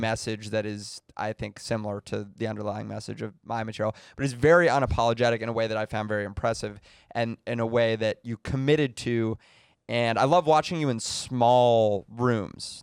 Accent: United States; I'm an American Jew

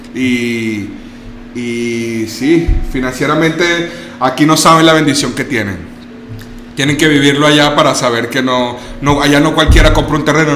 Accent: Venezuela; also born or lived in Germany; now in Mexico; Yo, yo vengo de Venezuela y, y, yo crecí con un nivel de pobreza.

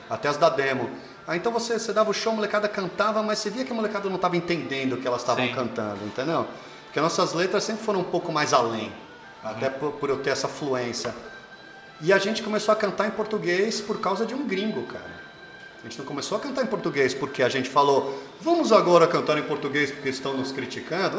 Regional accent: Alphaville, São Paulo, Brazil; also born or lived in United States / Rio de Janeiro; eu fui criado em Alphaville

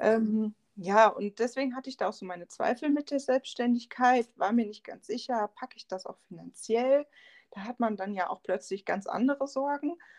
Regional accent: Siegen, North Rhine-Westphalia, Germany; moved away as an adult; now in Hindelang, Germany; ich bin eigentlich aus Nordrhein-Westfalen, um genau zu sein, aus Siegen

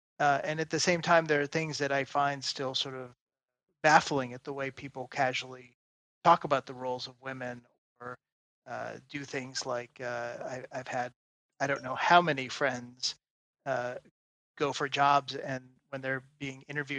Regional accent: United States; moved away as an adult; also born or lived in Silicon Valley; now in France; as an American coming to France.

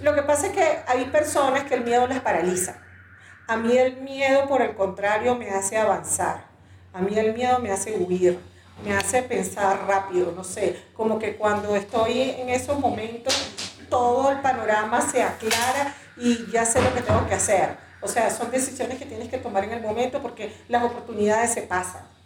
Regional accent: Venezuela; moved away as an adult; now in Ecuador; yo soy venezolana, eh, llegué aquí al Ecuador hace siete años ya

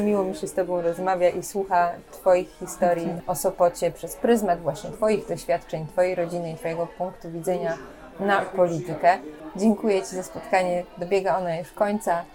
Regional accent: Sopot, Pomeranian Voivodeship, Poland

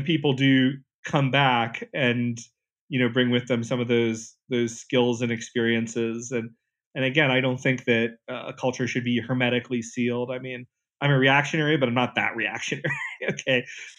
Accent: North Carolina, United States; moved away; I grew up in North Carolina in a town where everybody was basically white or African American

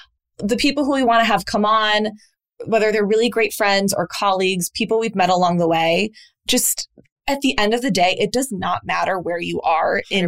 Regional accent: Midwest, United States; we're both from the Midwest

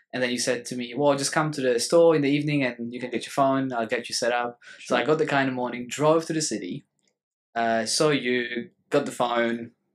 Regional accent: Poland; now in Australia; I'm Polish.

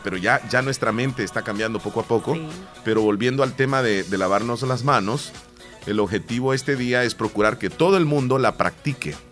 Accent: eastern El Salvador, El Salvador; ¿Y de dónde soy? O sea, soy de acá

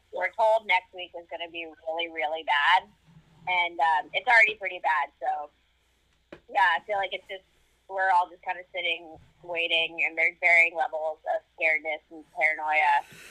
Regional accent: the South, South Carolina, United States; We're from the South, right? We're in South Carolina

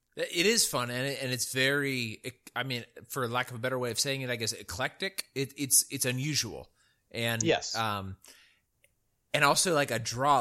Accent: El Dorado County, California, United States; the place where I grew up in El Dorado County was at like 2,500 feet

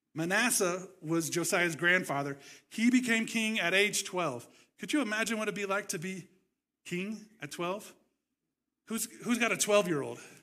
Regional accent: Nebraska, United States; moved away as an adult; also born or lived in California; moved to where I grew up in Nebraska. I moved to California.

